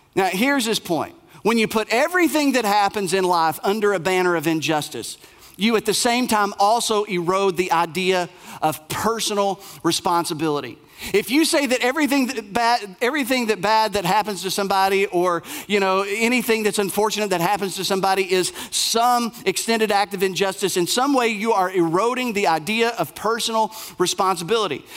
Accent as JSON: {"language": "English", "area": "Bell County, Appalachia", "region": "Kentucky", "country": "United States", "tie": "born or raised there", "said": "I grew up in Bell County, uh, Appalachia"}